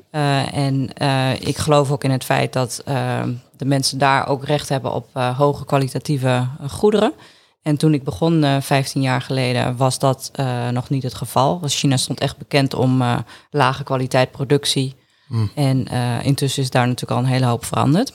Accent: Groningen, Netherlands; also born or lived in Appingedam; ik ben in Groningen geboren

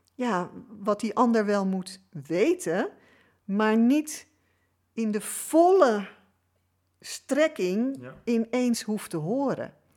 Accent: Amsterdam, North Holland, Netherlands; ik ben geboren in Amsterdam. Dus ik ben een echte Amsterdamse

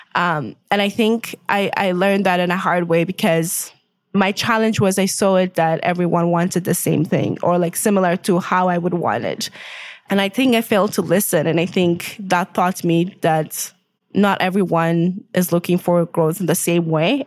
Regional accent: Ethiopia; moved away as an adult; also born or lived in Winnipeg, Canada; now in Canada; originally I'm from Ethiopia. I grew up there.

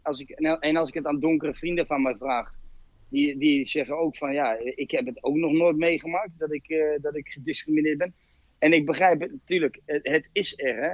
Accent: Utrecht, Netherlands; ik kom uit Utrecht

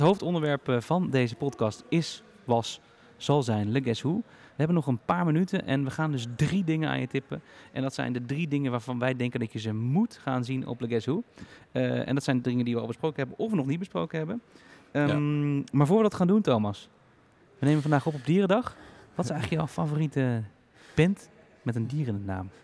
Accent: Heerde, Gelderland, Netherlands; Wij komen uit eh, de buurt van Zwolle. Het dorpje heet Heerde

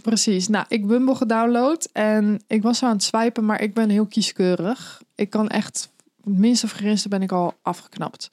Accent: The Hague, South Holland, Netherlands; ik kom zelf uit Den Haag

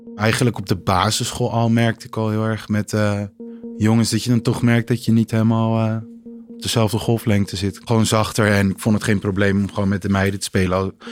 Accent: Heemskerk, North Holland, Netherlands; moved away as an adult; now in Amsterdam, Netherlands; ik kom uit Heemskerk, maar ik woon nu in Amsterdam al 2,5 jaar

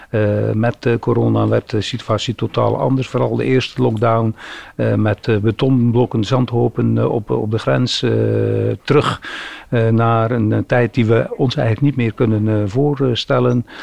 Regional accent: Zeelandic Flanders, Netherlands; accent: Flemish; de Vlaamse tongs, eh, tongval van mij kun je al horen van hoe Vlaams wij eigenlijk zijn. wij wonen officieel in Nederland, maar ik moet eerlijk zeggen, als ze aan mij vragen van wat ben je, dan ben ik een Vlaming. Weliswaar een Nederlandse Vlaming

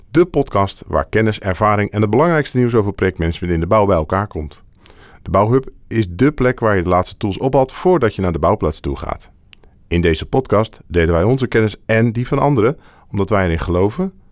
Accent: Groningen, Netherlands; moved away as an adult; also born or lived in Delft; mijn oorsprong is Noord-Nederland. Ik ben geboren en getogen

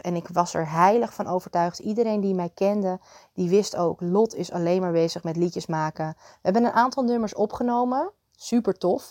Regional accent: Muiderberg, North Holland, Netherlands; moved away; ik werkte ook bij een groenteboer in Muidenberg, waar ik vandaan kwam

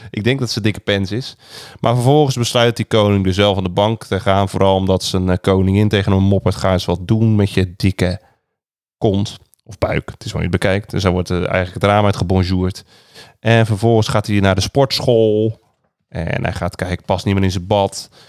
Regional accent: Rotterdam, South Holland, Netherlands; ik ben echt een Rotterdammer.

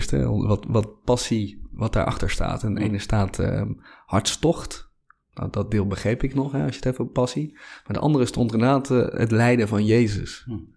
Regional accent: Hoogeveen, Drenthe, Netherlands; also born or lived in Hoek van Holland; Ja, ik ben ooit geboren in, uh, in Schaafzanden, ergens in, ergens in de Hoek van Holland. Op mijn tiende verhuisde naar Hogeveen in Drenthe. Compleet andere

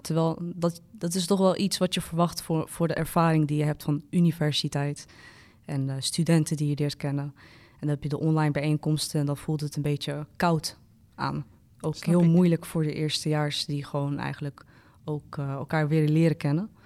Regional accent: Amsterdam, North Holland, Netherlands; ik kom uit Amsterdam. Dus ik ken de stad goed

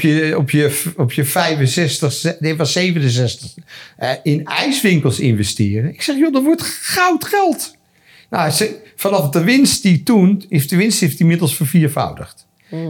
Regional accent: Amsterdam, North Holland, Netherlands; also born or lived in France; want iedereen wist dat ik uit Amsterdam kwam

